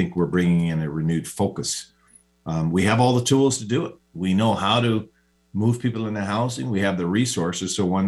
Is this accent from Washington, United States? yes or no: yes; Seattle, Washington, United States; I was born here in Seattle up on Cabrini Hospital, went to Garfield High School and played football for the University of Washington on an athletic scholarship.